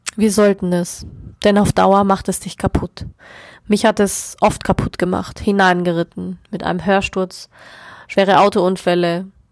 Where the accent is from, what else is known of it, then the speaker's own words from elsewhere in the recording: Germany; bei uns in Deutschland